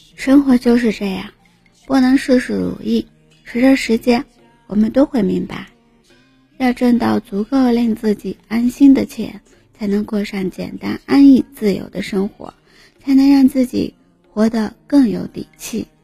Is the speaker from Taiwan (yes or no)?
no; southern China, China; 身为南方人的我